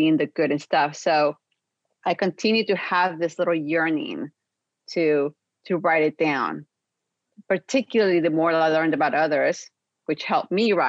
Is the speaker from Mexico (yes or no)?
yes; Mexico; now in Los Angeles, United States; I was raised in Mexico